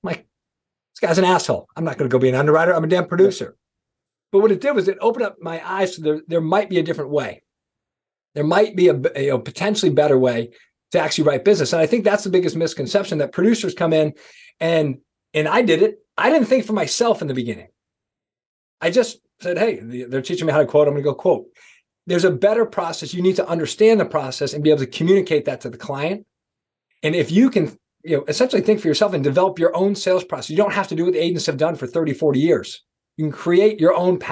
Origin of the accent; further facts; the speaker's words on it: East Coast, United States; I'm from the East Coast